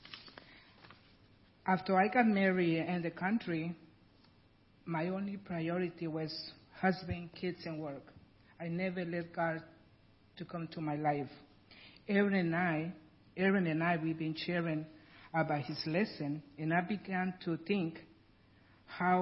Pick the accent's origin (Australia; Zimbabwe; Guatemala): Guatemala; English is a second language; moved away as an adult; now in United States; I'm original from Guatemala, and that's why I have a really heavy accent